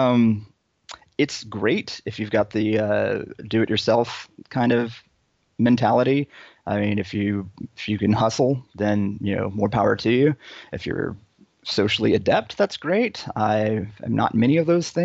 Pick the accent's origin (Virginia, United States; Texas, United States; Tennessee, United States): Texas, United States; Dallas; moved away as an adult; also born or lived in New York / Boston; now in Long Beach, United States; I am Texan, born and raised. Grew up, the important years in Dallas